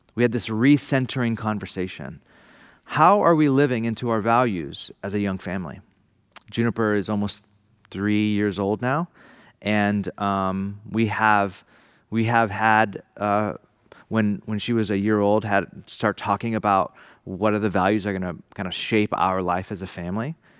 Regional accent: Bakersfield, California, United States; now in San Francisco, United States; my family home to San Francisco from Bakersfield, my hometown

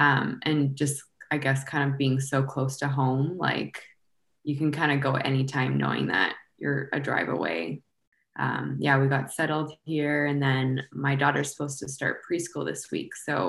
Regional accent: Waterloo, Ontario, Canada; also born or lived in London, Ontario / Newfoundland; I was born and raised in Waterloo, Ontario. We still settle there now in the off season, and my husband's from Hamilton, Ontario. So it's only about an hour from there.

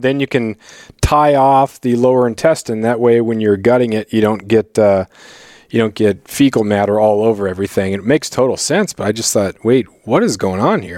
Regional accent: Prince of Wales Island, Southeast Alaska, United States; also born or lived in Colorado; I grew up in Southeast Alaska on Prince of Wales Island

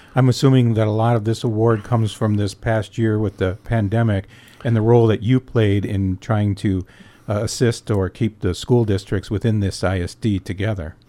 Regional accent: Escanaba, Michigan, United States; born or raised there

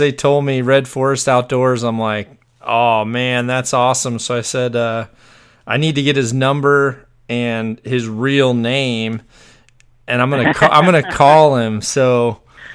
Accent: Fort Bragg, North Carolina, United States; I was born on Fort Bragg

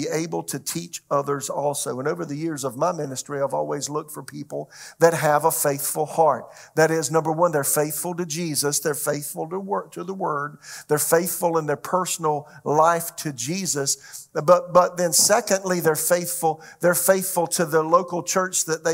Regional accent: Florence, South Carolina, United States; moved away as an adult; also born or lived in Tulsa, Oklahoma; my hometown, Florence, South Carolina

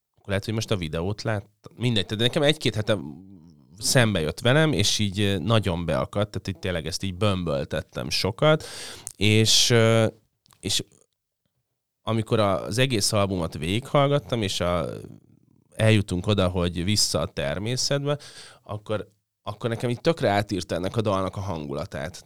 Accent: Budapest, Hungary; lakásba születtem a 80, 81-ben, ahol volt egy pálmafa

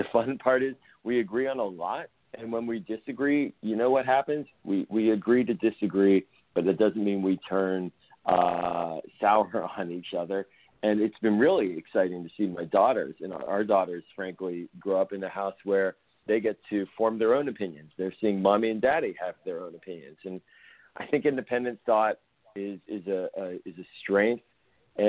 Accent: Pittsburgh, Pennsylvania, United States; moved away as an adult; now in Maryland, United States; I grew up in Pittsburgh. I'm a fourth generation Pittsburgher

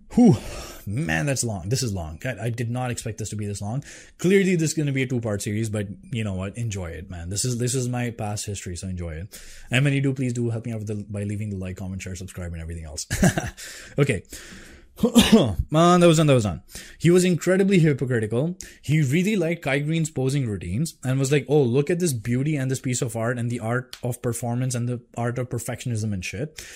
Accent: Delhi, India; I'm from Delhi.

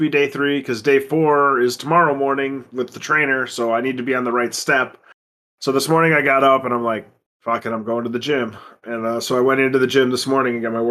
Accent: Wisconsin, United States; born or raised there

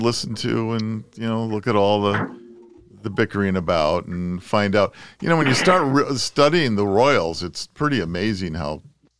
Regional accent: United States; as an American

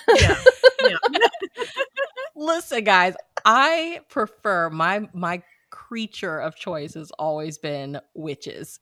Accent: Missouri, United States; moved away; my hometown back in Missouri, it, it, hosts the state fair

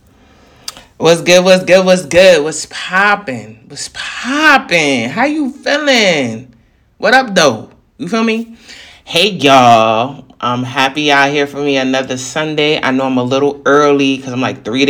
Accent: New York, United States; I'm a New Yorker, so I talk fast

